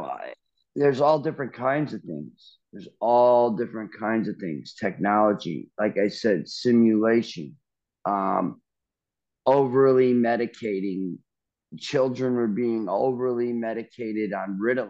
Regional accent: Long Island, New York, United States; also born or lived in Largo, Florida; now in Midwest, United States; Growing up on Long Island

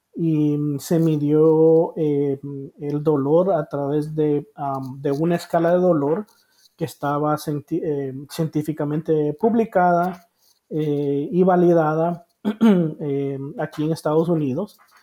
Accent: Honduras; moved away as an adult; also born or lived in Costa Rica; now in United States; yo soy hondureño ah, por nacimiento

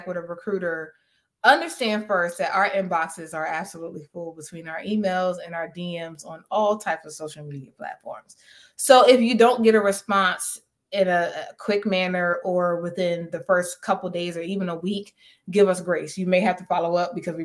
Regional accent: New Jersey, United States; moved away as an adult; now in North Carolina, United States; I loved growing up in Jersey

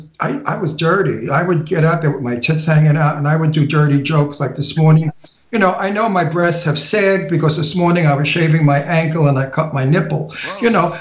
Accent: Long Island, New York, United States; also born or lived in Bayside, Queens; now in Palm Springs, United States; I'm from Long Island

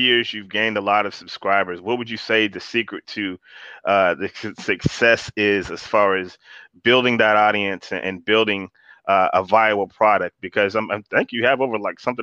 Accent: Florida, United States; I grew up in Florida

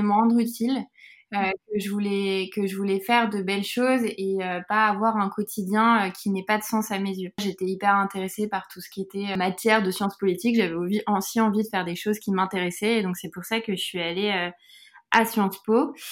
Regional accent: Buc, Île-de-France, France; j'ai grandi dans les, dans les Yvelines et plus précisément à Buc

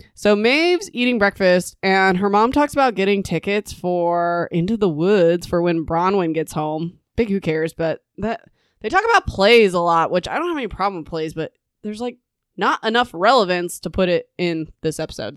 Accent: Indiana, United States; also born or lived in Kansas; now in Nebraska, United States; I used to live in Kansas and I grew up in Indiana.

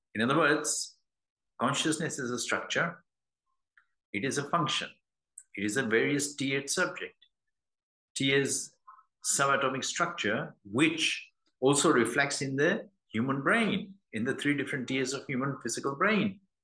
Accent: London, United Kingdom; I'm from London

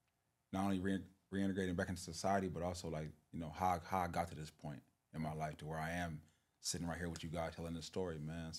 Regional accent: Los Angeles, California, United States; I grew up in South Los Angeles right here. Probably, you know, down at the 120s. Growing up right there, born and raised.

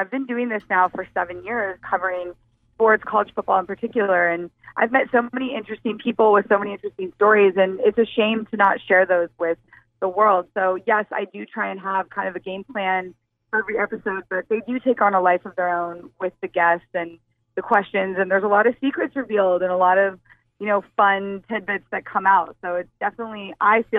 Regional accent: California, United States; California, which is my home state

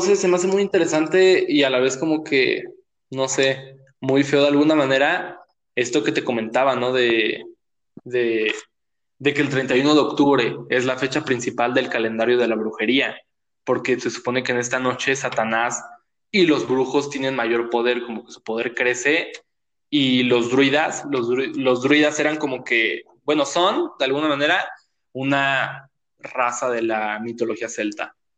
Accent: Mexico; soy moreno y soy mexicano

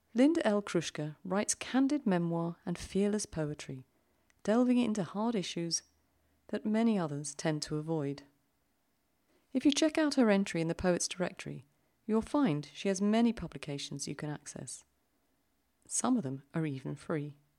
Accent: London, United Kingdom; accent: British; moved away as an adult; now in Zurich, Switzerland; I grew up in London and have lived here in Switzerland for over twenty years

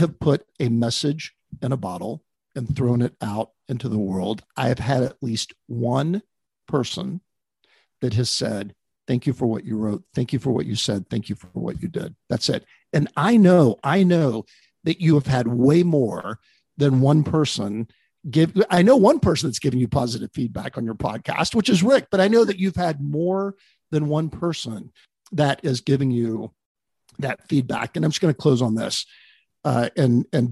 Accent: Texas, United States; moved away as an adult; also born or lived in Dallas / Bay Area; I grew up in Texas.

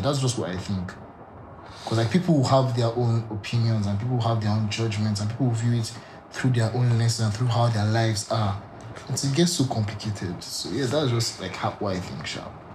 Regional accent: Nigeria; I can speak for Nigeria because I grew up in Nigeria

